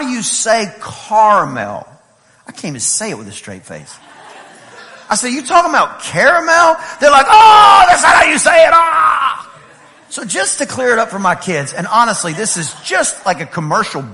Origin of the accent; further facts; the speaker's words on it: East Texas, United States; I am from East Texas